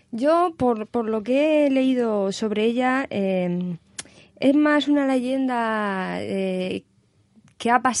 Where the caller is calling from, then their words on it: Cartagena, Region of Murcia, Spain; de Cartagena. Me gustaría que hablarais sobre una leyenda de mi ciudad, la Dama Sol, que murió emparedada en el Castillo de Concepción.